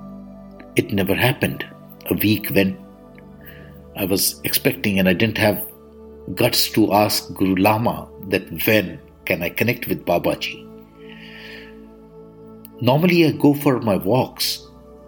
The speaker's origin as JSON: {"language": "English", "country": "India", "said": "I am the Indian monk."}